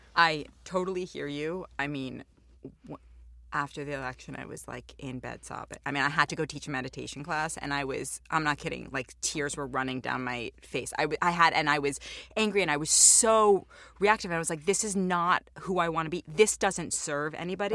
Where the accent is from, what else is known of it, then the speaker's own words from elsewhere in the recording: New York City, New York, United States; I'm Jewish and I grew up in New York